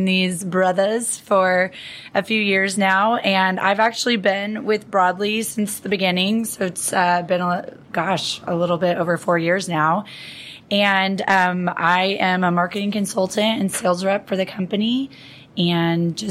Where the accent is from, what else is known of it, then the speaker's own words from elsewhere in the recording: Pasadena, California, United States; also born or lived in San Diego; I am born and raised in California, so grew up in Pasadena